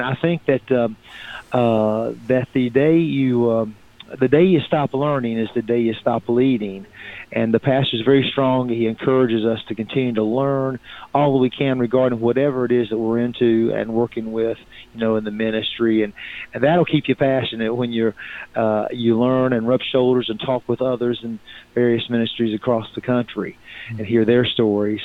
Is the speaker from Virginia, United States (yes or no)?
yes; Virginia, United States; also born or lived in Salem, Virginia; now in Fayetteville, United States; I'm originally from Virginia